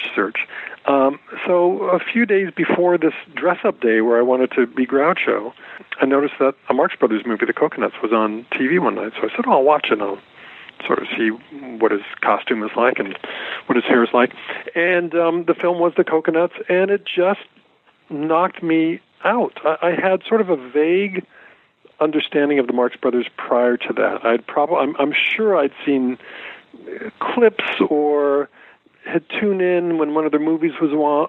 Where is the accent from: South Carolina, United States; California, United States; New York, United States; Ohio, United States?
California, United States; Fullerton; I grew up in Southern California. I grew up in Fullerton.